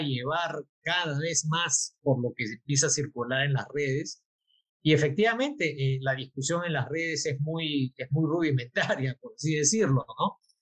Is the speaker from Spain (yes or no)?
no; Peru